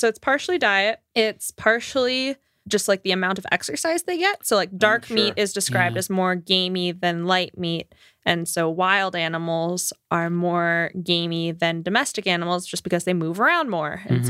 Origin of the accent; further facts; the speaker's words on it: Florida, United States; I'm from Florida. That's very Florida. When I was in Florida, I had the option to have like gator strips